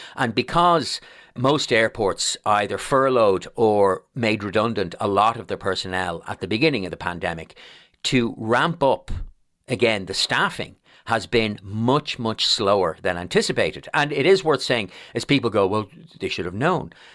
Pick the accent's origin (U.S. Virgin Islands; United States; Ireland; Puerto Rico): Ireland; Dublin, Leinster; I'm born and raised in Blanchardstown